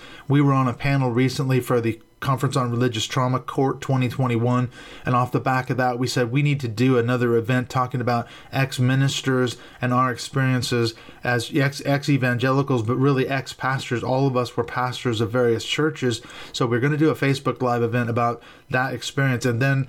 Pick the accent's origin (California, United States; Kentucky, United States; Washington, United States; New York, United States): Washington, United States; Seattle; born there; the Pacific Northwest, my home sort of area. That's where I was born in Seattle, Washington.